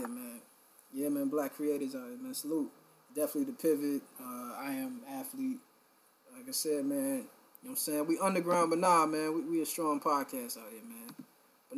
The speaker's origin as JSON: {"language": "English", "town": "Philadelphia", "region": "Pennsylvania", "country": "United States", "said": "I'm from Philly too"}